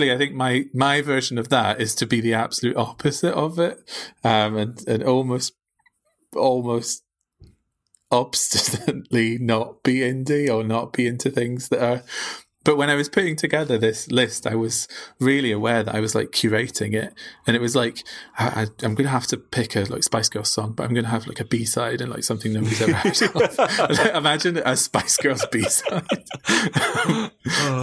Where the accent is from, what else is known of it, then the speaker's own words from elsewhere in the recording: Northumberland, North East England, United Kingdom; moved away as an adult; also born or lived in Glasgow; I grew up in Northumberland, kind of rural Northumberland